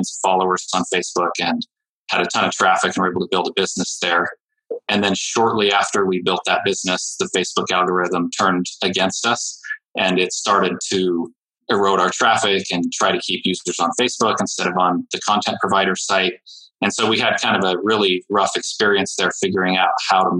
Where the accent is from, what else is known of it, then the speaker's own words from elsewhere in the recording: Utah, United States; my home state in Utah